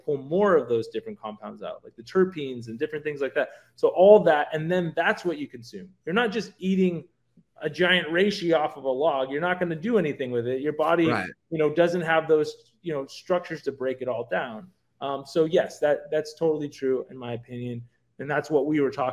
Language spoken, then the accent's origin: English; San Francisco Bay Area, California, United States; I grew up in the San Francisco Bay Area, too